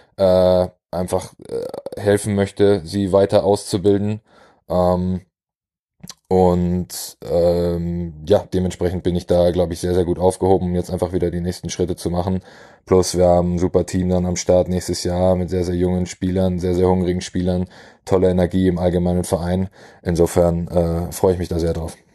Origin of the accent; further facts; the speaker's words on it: Weilheim, Germany; Coach in, in Weilheim in meiner Heimatstadt war